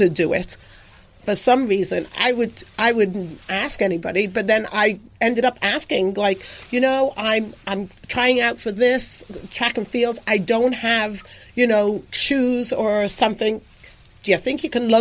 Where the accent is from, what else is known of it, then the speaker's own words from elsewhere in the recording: England, United Kingdom; moved away; when I was growing up, I grew up in England